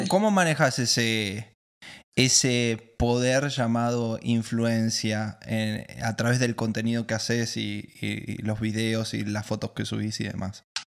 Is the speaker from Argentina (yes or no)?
yes; Argentina; Yo soy el primer argentino maracucho